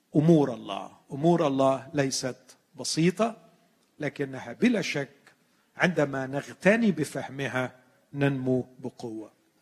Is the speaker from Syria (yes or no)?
no; Egypt; عندنا في مصر